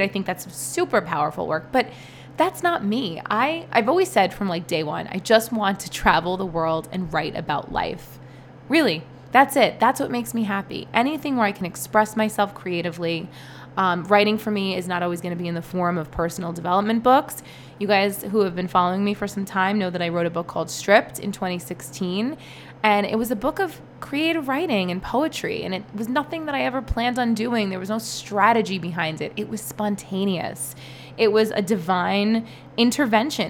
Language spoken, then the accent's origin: English; New York City, New York, United States; also born or lived in East Village, New York City; I grew up in Brooklyn